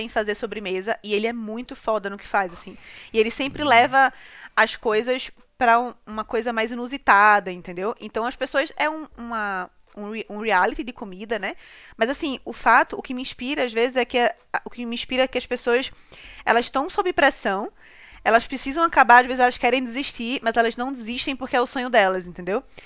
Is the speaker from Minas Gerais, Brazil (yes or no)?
no; Recife, Pernambuco, Brazil; moved away as an adult; now in São Paulo, Brazil; morava no Ibura